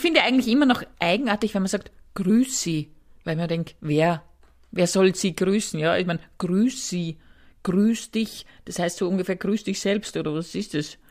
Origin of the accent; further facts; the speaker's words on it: Upper Austria, Austria; moved away; ich komme aus Oberösterreich